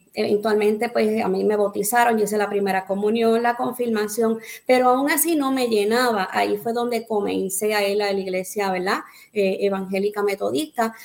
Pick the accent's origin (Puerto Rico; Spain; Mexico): Puerto Rico; Arroyo; also born or lived in Boston, Massachusetts / Guayama, Puerto Rico; nací en Boston, Massachusetts. Amén. Eh, llegué a Puerto Rico eh, meses de nacida eh, en el pueblo de Arroyo, comencé eh, en el pueblo de Arroyo con mi familia